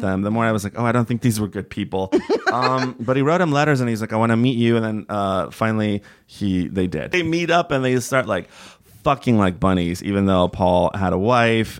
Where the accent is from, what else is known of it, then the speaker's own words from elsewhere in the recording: Bay Area, California, United States; also born or lived in Toluca, Mexico; I grew up in the Bay Area and when I got to middle school, it was like, "Do you want to take French or Spanish?" And I'm originally from Mexico. I was born in Toluca, Mexico